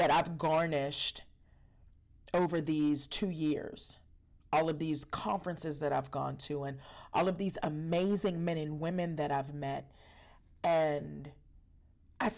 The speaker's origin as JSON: {"language": "English", "town": "Pittsburgh", "region": "Pennsylvania", "country": "United States", "said": "I'm from Pittsburgh, Pennsylvania"}